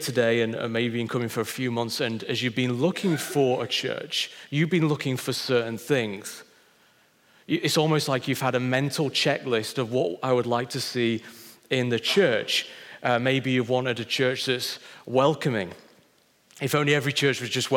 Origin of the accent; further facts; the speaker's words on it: Wakefield, Yorkshire and the Humber, United Kingdom; moved away; Christ found me in a cathedral in Wakefield when I was 8 years old